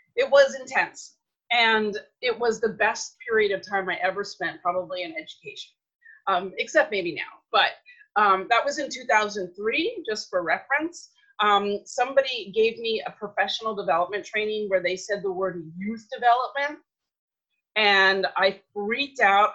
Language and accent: English; New York City, New York, United States; now in Redondo Beach, United States; I am born and raised in New York City some 50 something years ago